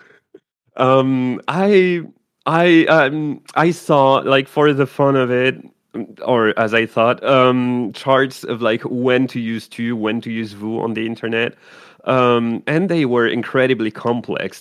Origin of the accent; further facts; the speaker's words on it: France; English is a second language; moved away as an adult; also born or lived in Quebec; I was born in France, so I'm used to um, vouvoiement, um, but also I lived uh, five years in Quebec